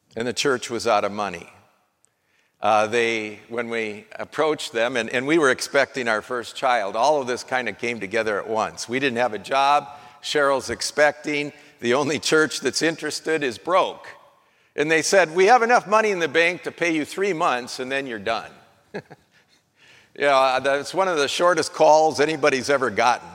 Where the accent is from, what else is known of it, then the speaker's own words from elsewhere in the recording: North Dakota, United States; Well, I'm from North Dakota. I was born in North Dakota